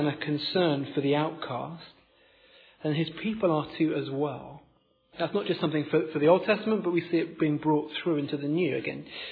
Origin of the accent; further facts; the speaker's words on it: Oxford, South East England, United Kingdom; moved away as an adult; I was born here in Oxford, I grew up in Oxford, but moved away at university, stayed away